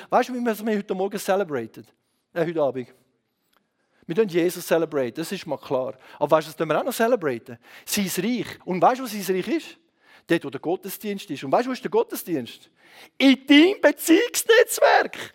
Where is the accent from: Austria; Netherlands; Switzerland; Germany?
Switzerland